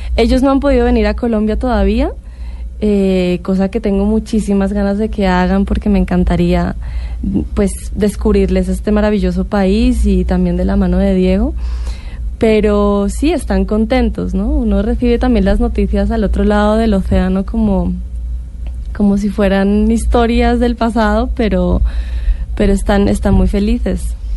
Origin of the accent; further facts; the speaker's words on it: Catalonia, Spain; moved away; yo soy catalana